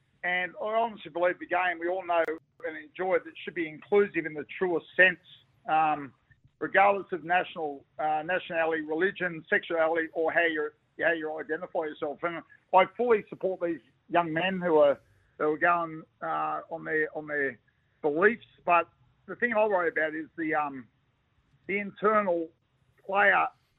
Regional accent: Australia; I'm an Aussie. Am I religious? No.

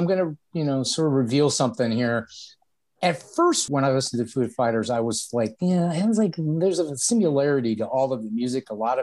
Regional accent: Akron, Ohio, United States; born there; now in Cleveland, United States; Well, not only am I in Cleveland, but I was born in Akron, Ohio. So home of ….

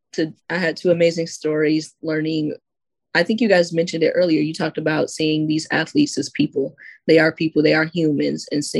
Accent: Detroit, Michigan, United States; I'm from Detroit, so I love when people comment on my accent, even though I don't feel like I have one.

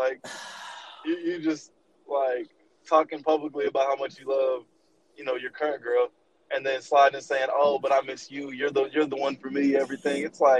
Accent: Texas, United States; we're from Texas

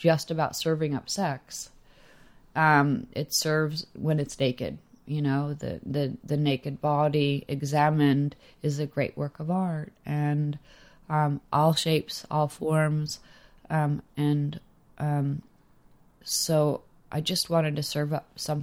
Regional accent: Los Angeles, California, United States; growing up in Los Angeles

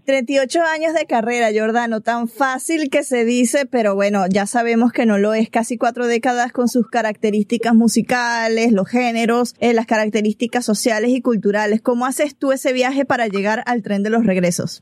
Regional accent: Venezuela; como venezolana también crecí con su música

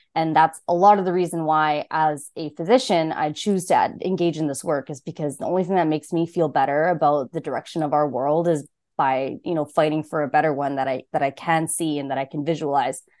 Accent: Saskatoon, Saskatchewan, Canada; moved away as an adult; now in Ottawa, Canada; I grew up in Saskatchewan, and this is my first summer in Ontario

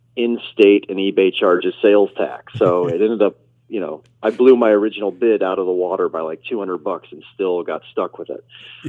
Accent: Nebraska, United States; My family's from Chicago originally. I was raised in Nebraska.

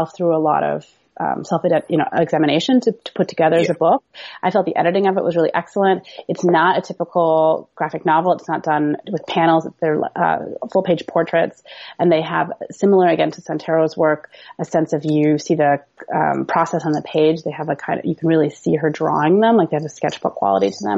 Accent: Seattle, Washington, United States; moved away; I'm from Seattle.

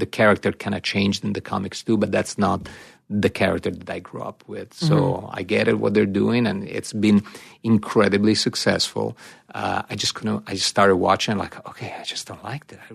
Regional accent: Italy; moved away; growing up in Italy

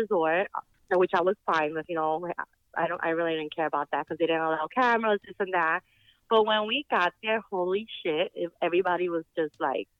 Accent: New York, United States; moved away; I'm originally from New York

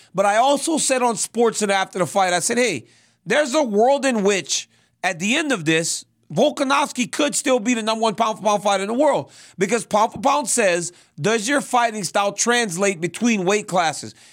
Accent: Louisiana, United States; moved away; I'm from Louisiana just as much as you. I don't live there like you two.

